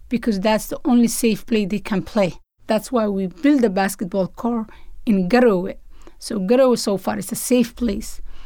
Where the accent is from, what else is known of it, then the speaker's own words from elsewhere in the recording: Somalia; moved away as an adult; now in United States; when I grew up in Somalia